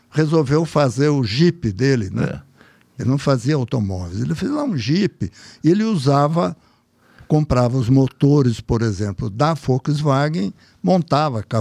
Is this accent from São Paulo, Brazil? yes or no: yes; Salto, São Paulo, Brazil; porque nós moramos em Salto. Eu nasci em Salto.